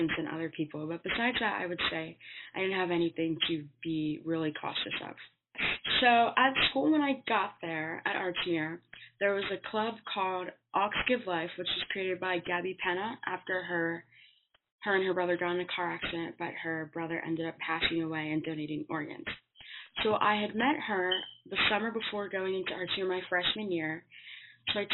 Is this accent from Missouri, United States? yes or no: no; Wilmington, Delaware, United States; also born or lived in Nigeria; I'm 18 years old, and I'm from Wilmington, Delaware.